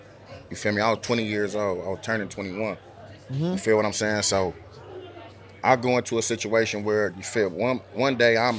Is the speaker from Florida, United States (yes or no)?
no; Oakland, California, United States; I'm from Oakland, California.